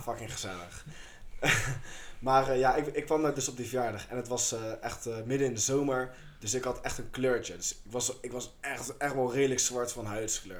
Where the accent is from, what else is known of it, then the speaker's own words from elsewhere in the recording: Chile; now in Netherlands; Ik kom uit Chili.